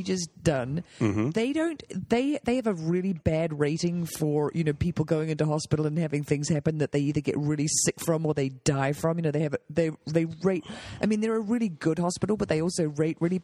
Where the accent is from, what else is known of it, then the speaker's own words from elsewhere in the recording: New Zealand; moved away; I'm from New Zealand. We had a vegetable garden. We grew potatoes.